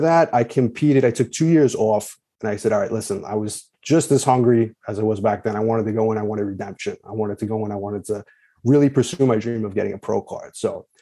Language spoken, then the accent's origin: English; Long Island, New York, United States; I'm from New York, grew up in Long Island.